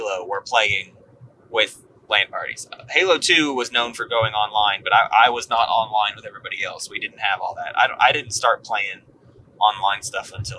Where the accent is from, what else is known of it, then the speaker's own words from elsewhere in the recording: Walmart town, Arkansas, United States; the town EJ and I are from